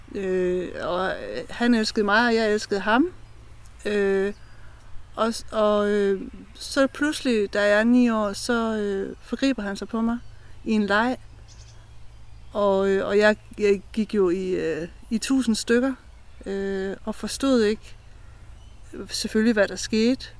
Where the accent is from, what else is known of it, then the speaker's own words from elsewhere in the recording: Brejning, Southern Denmark, Denmark; now in Østed, Denmark; jeg er opvokset ved Brejning Strand